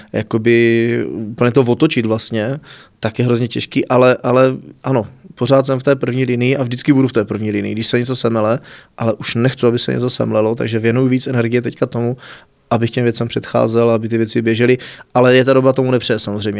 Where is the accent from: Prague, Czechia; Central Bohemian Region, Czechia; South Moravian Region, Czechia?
South Moravian Region, Czechia; Znojmo; also born or lived in Šanov; Narodil jsem se v Šanově, ale v zápětí do druhé třídy jsem se stěhoval už do Znojma